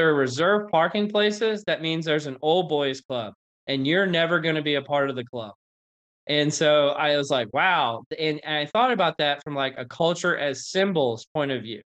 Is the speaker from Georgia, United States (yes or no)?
no; North Louisiana, United States; I grew up in North Louisiana